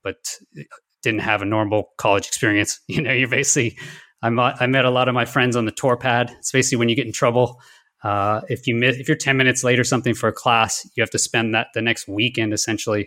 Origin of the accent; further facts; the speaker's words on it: Houston, Texas, United States; also born or lived in New Mexico; I grew up in Houston